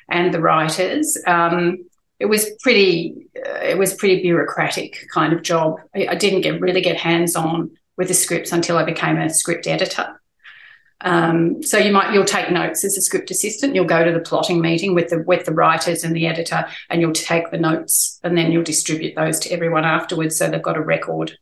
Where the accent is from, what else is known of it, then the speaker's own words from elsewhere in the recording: Newcastle, New South Wales, Australia; I grew up in Newcastle